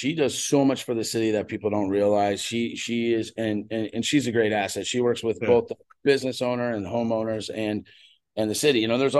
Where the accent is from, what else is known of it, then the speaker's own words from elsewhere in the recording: Lake Forest, Illinois, United States; also born or lived in Knollwood, Lake Bluff, Illinois; I grew up in Lake Forest. And, my parents moved away, or my mom moved away young. And I lived in Knollwood from 15 on.